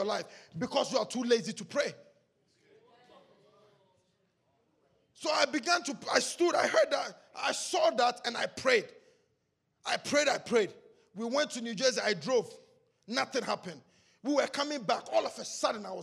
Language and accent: English; Ghana; English is a second language; moved away; We grew up together in Ghana